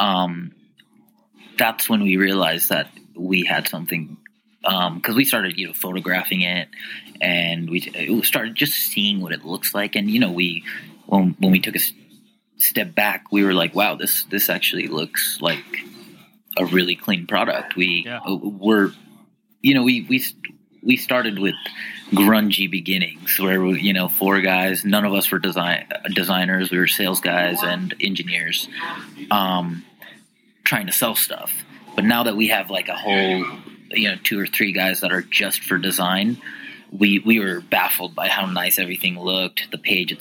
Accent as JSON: {"language": "English", "area": "D.C.", "region": "District of Columbia", "country": "United States", "tie": "born or raised there", "also_born_or_lived": "Utah", "moved": "yes", "lives_now": "Salt Lake City, United States", "said": "I grew up right outside of Washington, D.C. I came to Utah because of the outdoor lifestyle"}